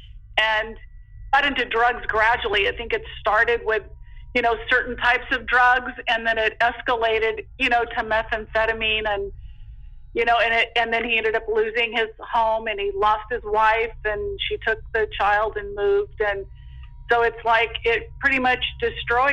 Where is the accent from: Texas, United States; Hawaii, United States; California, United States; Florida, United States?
California, United States; Stockton; moved away as an adult; also born or lived in Linden, California / Lodi, California; now in Santa Cruz, United States; I grew up in Stockton, California.